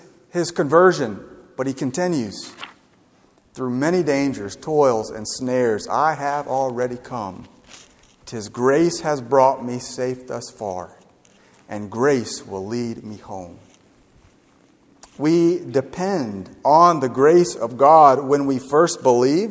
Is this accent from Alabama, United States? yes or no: yes; Gulf Shores, Alabama, United States; I'm from Gulf Shores